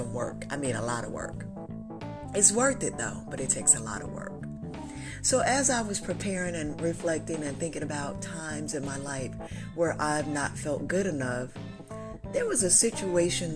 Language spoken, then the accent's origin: English; North Carolina, United States; my hometown where I lived in North Carolina